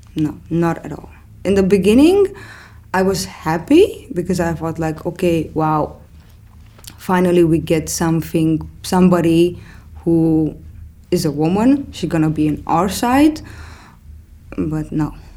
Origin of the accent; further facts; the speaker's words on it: Romania; moved away as an adult; now in Amsterdam, Netherlands; I'm originally coming from Romania. I moved to the Netherlands in 2010.